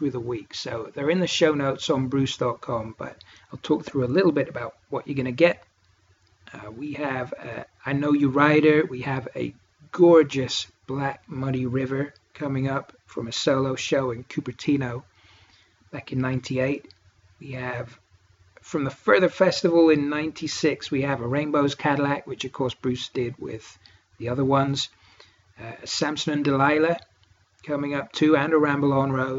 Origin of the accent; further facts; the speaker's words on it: Cornwall, South West England, United Kingdom; now in Northern England, United Kingdom; I'm what's known as a soft southerner. I come from Cornwall, which is as far south as you can go. And I live as far north as you can go in England